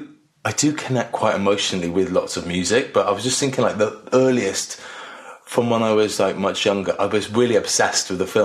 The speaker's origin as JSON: {"language": "English", "region": "Wales", "country": "United Kingdom", "tie": "born or raised there", "said": "I lived with my mum for the most part in more of the city, in just outside of Cardiff. And then when I was older, I lived with my dad, which was a bit more in the country."}